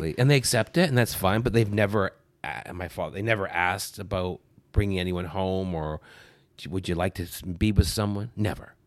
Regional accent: Brampton, Ontario, Canada; born or raised there; also born or lived in North Bay, Ontario

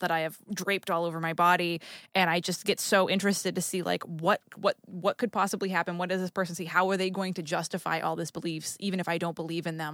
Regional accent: New England, United States; now in Los Angeles, United States; I grew up in New England

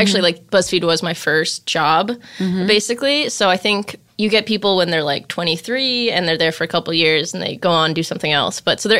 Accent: Glenview, Illinois, United States; I'm from Glenview, Illinois, yeah.

